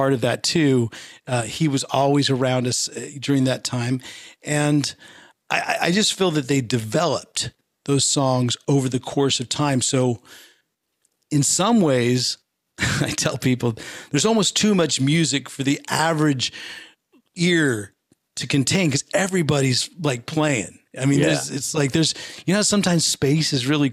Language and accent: English; Northern California, United States; my rival high school, where I grew up in Northern California